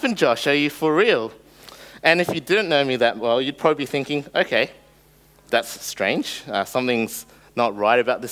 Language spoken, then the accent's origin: English; Australia; first language English; growing up in Australia